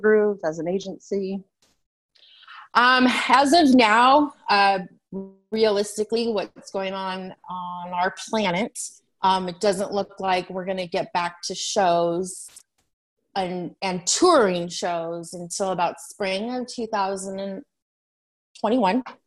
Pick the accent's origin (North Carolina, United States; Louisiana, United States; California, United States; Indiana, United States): California, United States; San Diego; moved away as an adult; also born or lived in Phoenix area, Arizona; now in Chandler, United States; I am from San Diego. I was born there.